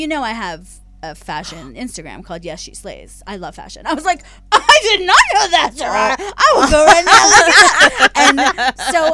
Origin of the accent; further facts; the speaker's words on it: Philadelphia, Pennsylvania, United States; now in Los Angeles, United States; I'm from Philly and everything's pronounced wrong there.